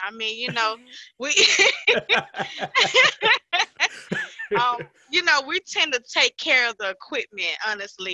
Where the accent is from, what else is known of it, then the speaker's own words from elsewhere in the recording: Chattanooga, Tennessee, United States; I am from Chattanooga, Tennessee. Born and raised here.